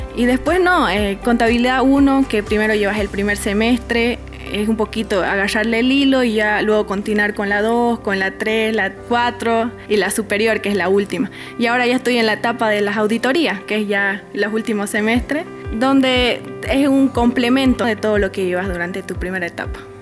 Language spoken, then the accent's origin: Spanish; Villamontes, Tarija, Bolivia; also born or lived in Santa Cruz, Bolivia; nací en Santa Cruz, pero vengo de Villamonte